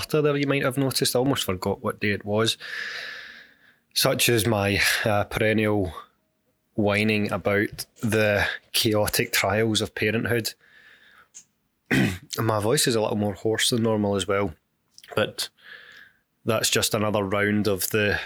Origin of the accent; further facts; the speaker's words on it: United Kingdom; the longest that I had lived on my own outside of the UK ever